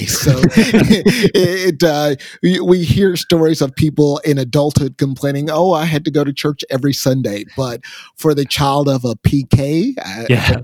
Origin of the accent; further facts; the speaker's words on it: Nashville, Tennessee, United States; also born or lived in Nassau, Bahamas; now in Louisville, United States; I was originally born in Nassau, and my parents migrated to Nashville, Tennessee